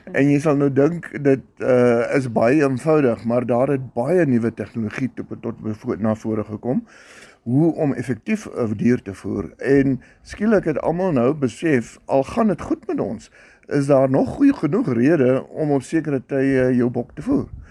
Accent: South Africa; Ons hier in Suid-Afrika

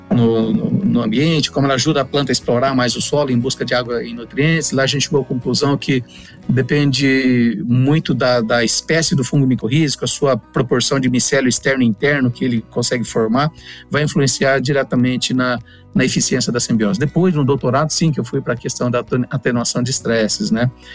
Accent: Cândido Mota, São Paulo, Brazil; moved away as an adult; now in Paraná, Brazil; paranaense de coração, já estou há mais de 20 anos no Paraná. Eu sou original ali de Cândido Mota, interior de São Paulo

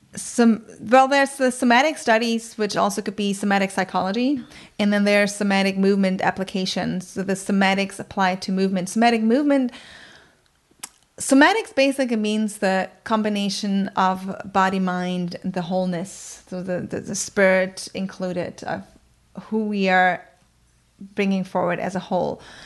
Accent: countryside outside of Bremen, Germany; English is a second language; moved away; I grew up on the countryside outside of Bremen, which is in northern Germany

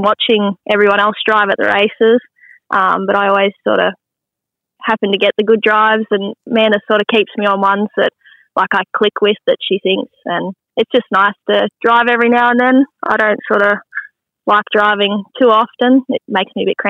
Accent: Queensland, Australia; now in Bathurst, Australia; I'm from Queensland

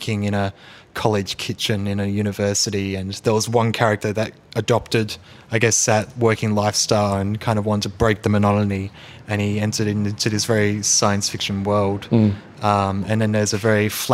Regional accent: Melbourne, Victoria, Australia; moved away as an adult; now in Sydney, Australia; I grew up in the Dandenong Rangers, went to school in Ringwood area, grew up there

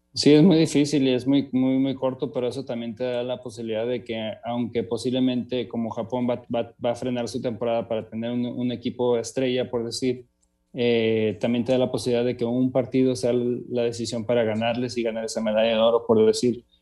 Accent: Mexico; also born or lived in Tijuana; como mexicano

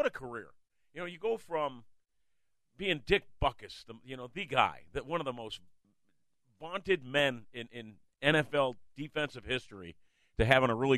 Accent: Winfield, Illinois, United States; I grew up in Winfield, went to West Chicago High School

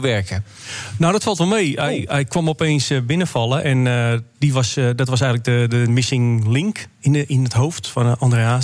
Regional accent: Amsterdam, North Holland, Netherlands; ik kom zelf uit Amsterdam

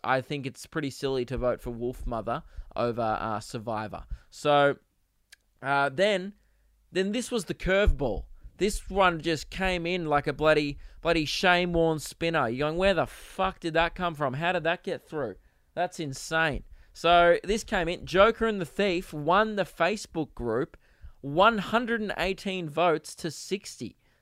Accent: Australia; I'm Australian

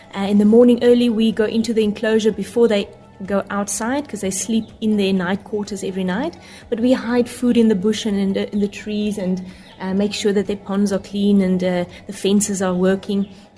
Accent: Nelspruit, Mpumalanga, South Africa; I'm the operations manager here at Chimp Eden, or the Jane Goodall Institute South Africa. And I'm here local from Nelspruit and from South Africa.

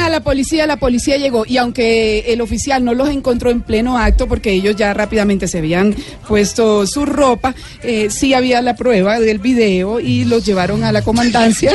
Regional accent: Valledupar, Cesar, Colombia; yo nací en Valledupar y a mí me bañaron desde chiquito en el río

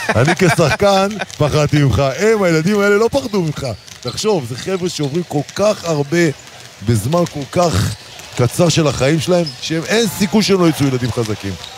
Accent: Sderot, Southern District, Israel; now in Tel Aviv, Israel; אני יליד העיר שדרות

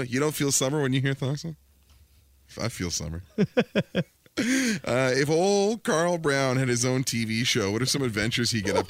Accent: Langley, British Columbia, Canada; born or raised there

